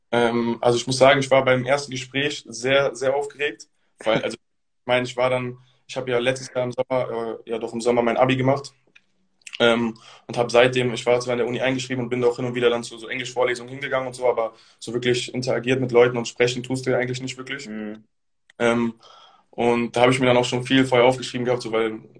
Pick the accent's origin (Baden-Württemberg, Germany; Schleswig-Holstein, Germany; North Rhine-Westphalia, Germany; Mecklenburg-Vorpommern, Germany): North Rhine-Westphalia, Germany; Bonn; Also ich komme ja auch aus Bonn, beziehungsweise mhm. wohne hier eigentlich aus Berlin.